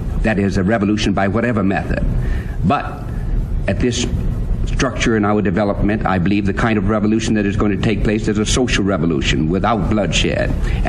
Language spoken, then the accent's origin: English; Texas, United States; now in New York, United States; And I live here in New York now, though I come from Texas, and New York has always been talked about as a melting pot.